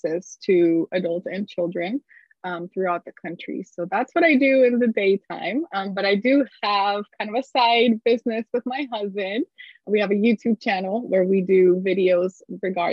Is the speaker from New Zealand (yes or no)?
no; Colombia; moved away; This was back in Colombia. I'm from Colombia originally